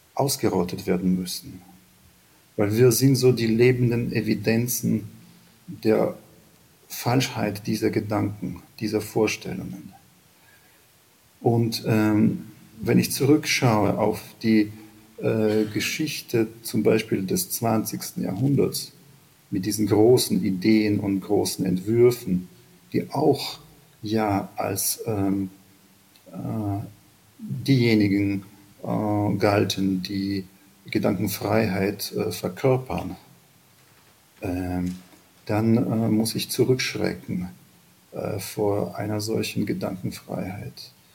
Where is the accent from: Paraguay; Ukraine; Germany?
Ukraine; sind wir Ukrainer